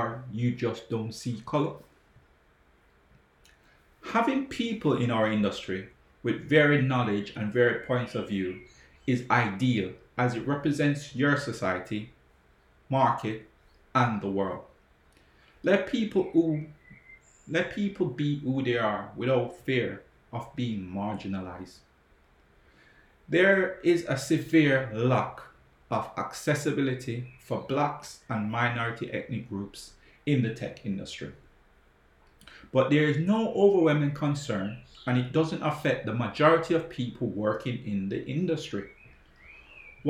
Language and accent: English; Jamaica; now in England; I grew up in Jamaica